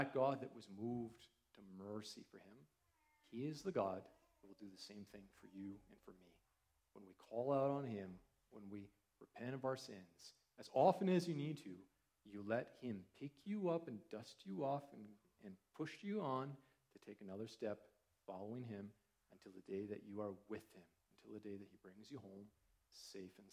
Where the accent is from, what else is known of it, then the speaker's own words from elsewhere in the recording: Canada; growing up as a Canadian